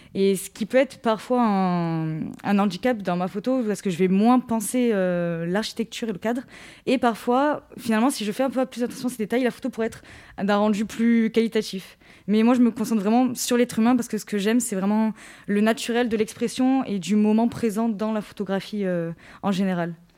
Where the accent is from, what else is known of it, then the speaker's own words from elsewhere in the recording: Rognac, Provence-Alpes-Côte d'Azur, France; quand je suis rentrée chez moi à Rognac